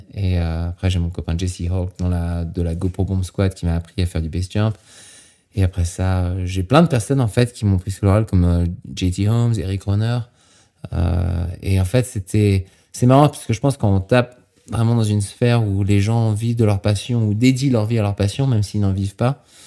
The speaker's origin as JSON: {"language": "French", "region": "Normandy", "country": "France", "tie": "born or raised there", "also_born_or_lived": "Saint-Gervais, Mont Blanc massif", "moved": "yes", "lives_now": "United States", "said": "je suis né en Normandie"}